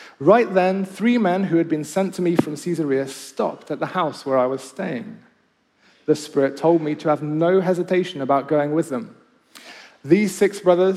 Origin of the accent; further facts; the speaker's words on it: Kenya; also born or lived in Nottingham, United Kingdom; now in Oxford, United Kingdom; when I grew up in Kenya.